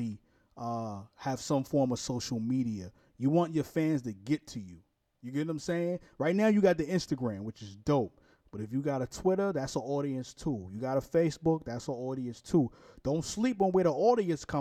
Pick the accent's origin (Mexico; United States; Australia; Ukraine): United States; New York City, New York; now in Jacksonville, United States; I'm from Brooklyn, New York, too